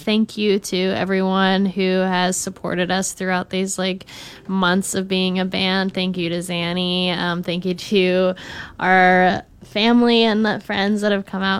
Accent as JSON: {"language": "English", "region": "the South", "country": "United States", "accent": "southern", "said": "got my nice southern accent in there."}